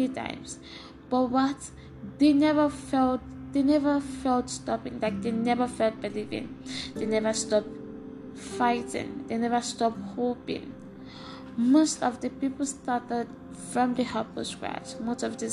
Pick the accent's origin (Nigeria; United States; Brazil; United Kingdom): Nigeria; eastern Nigeria; moved away; I grew up in Nigeria, at the eastern part of Nigeria, with my siblings